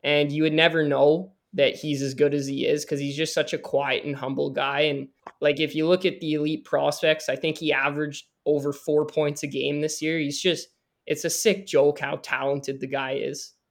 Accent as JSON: {"language": "English", "country": "Canada", "said": "I'm a Canadian"}